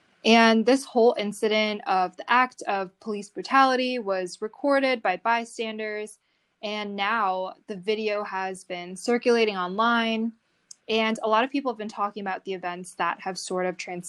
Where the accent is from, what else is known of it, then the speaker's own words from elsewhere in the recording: United States; I'm Chinese American.